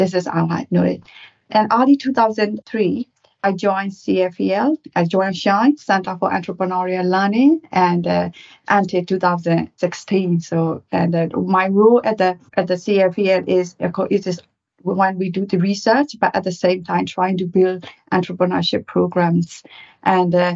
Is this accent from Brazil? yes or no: no; Myanmar; moved away as an adult; now in United Kingdom; I'm originally from Burma, Myanmar, and I came to UK in 2001 to do MBA at the Judge Business School